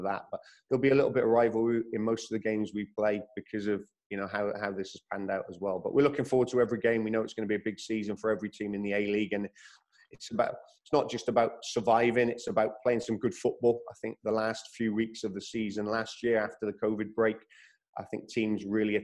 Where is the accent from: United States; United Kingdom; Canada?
United Kingdom; Wales; now in Australia; I'm from Wales. I'm very fortunate to be brought up from Wales